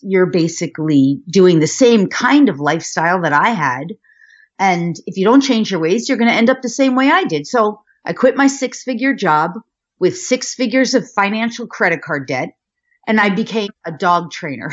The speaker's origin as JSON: {"language": "English", "area": "Westchester County", "region": "New York", "country": "United States", "tie": "born or raised there", "said": "I was born in New York, outside of Manhattan in Westchester County"}